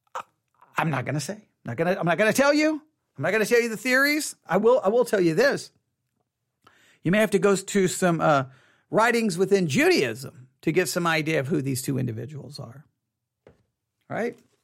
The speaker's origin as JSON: {"language": "English", "region": "Texas", "country": "United States", "said": "I'm from Texas"}